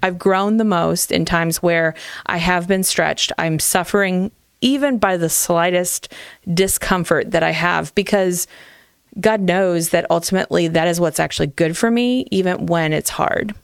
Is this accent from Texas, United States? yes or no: no; Hartville, Ohio, United States; I grew up in Hartville